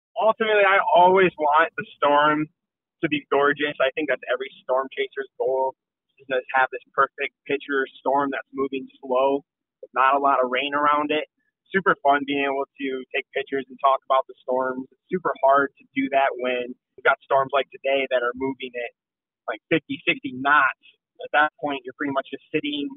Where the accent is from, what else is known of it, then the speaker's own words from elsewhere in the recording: Michigan, United States; growing up in Michigan